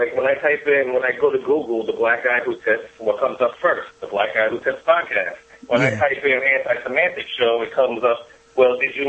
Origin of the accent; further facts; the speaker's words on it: Staten Island, New York, United States; We're from Staten Island, New York.